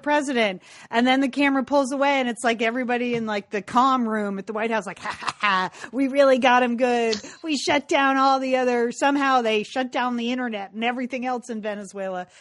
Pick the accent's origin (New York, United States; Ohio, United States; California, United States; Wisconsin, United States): California, United States; speaking as a Californian